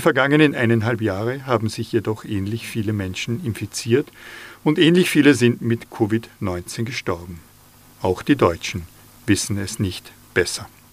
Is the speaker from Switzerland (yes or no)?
no; inner Salzkammergut, Upper Austria, Austria; Als Oberösterreicher bin ich befangen, im inneren Salzkammer gut aufgewachsen